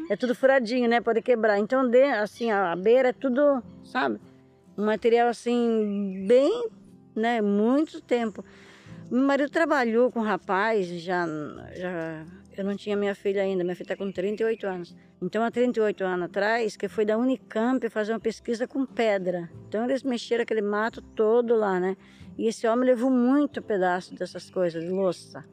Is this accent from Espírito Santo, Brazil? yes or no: no; Ilhabela, São Paulo, Brazil; eu nasci na ilha de Búzios